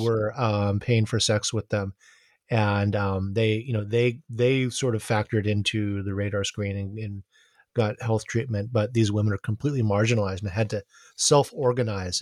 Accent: Honolulu, Hawaii, United States; growing up in Honolulu

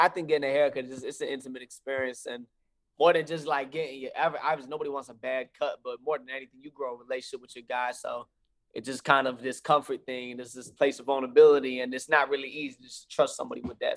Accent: Fayetteville, North Carolina, United States; I'm from Fayetteville, North Carolina, so I'm from the same hometown.

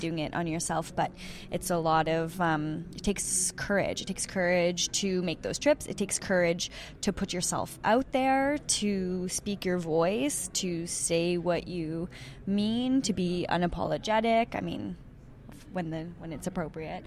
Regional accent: Sudbury, Ontario, Canada; and I'm from Sudbury

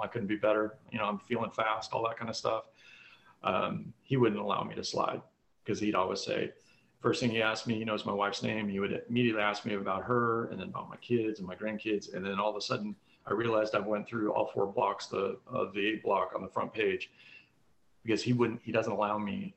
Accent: Colorado, United States; moved away; my childhood growing up in Colorado

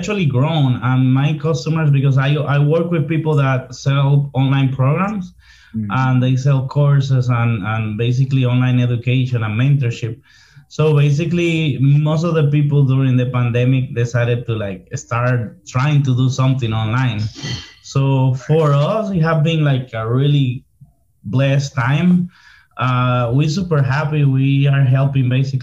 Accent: Santo Domingo, Distrito Nacional, Dominican Republic; English is a second language; now in Miami, United States; I'm from the city, like la capital, Santo Domingo.

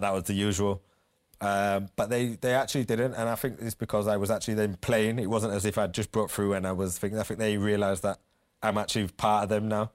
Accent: Leeds, Yorkshire and the Humber, United Kingdom; born or raised there; moved away

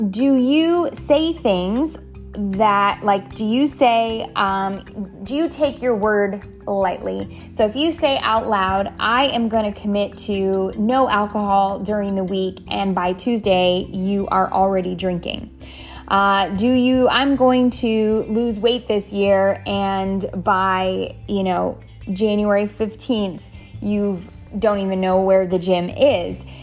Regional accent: Canada; also born or lived in San Diego, United States; now in South Carolina, United States; I live in South Carolina, born and raised in Canada. Uh, have been migrating my whole life and then somehow migrated really east. Um, I spent the majority of my years in San Diego, California, and now we reside in the beautiful state of South Carolina.

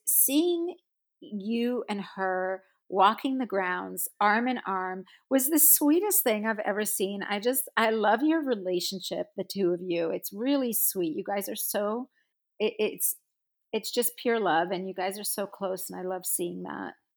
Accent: South Africa; moved away; I grew up in South Africa

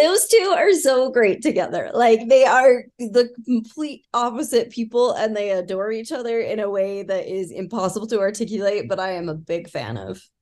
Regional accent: Utah, United States; accent: Utah; We're from Utah

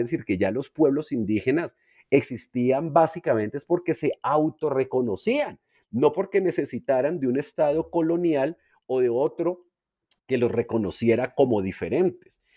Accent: Colombian interior, Colombia; los que somos colombianos del interior

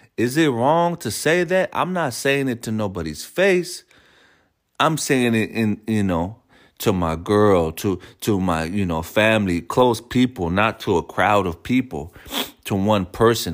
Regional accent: San Francisco, California, United States; me being born and raised in San Francisco

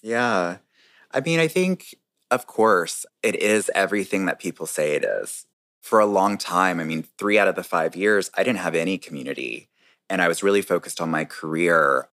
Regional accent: North Carolina, United States; also born or lived in New York; now in Washington, D.C., United States; I was born and raised in North Carolina

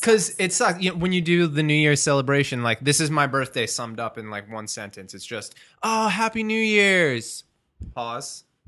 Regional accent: Merrick, New York, United States; also born or lived in Long Beach, New York; I'm originally from Merrick, but I lived in Long Beach for the past, like, three years

